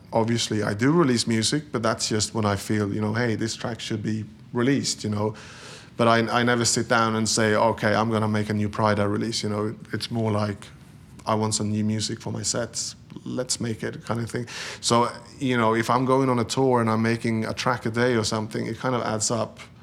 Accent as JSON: {"language": "English", "country": "Sweden", "tie": "born or raised there", "moved": "as an adult", "said": "Growing up in Sweden in the seventies and eighties"}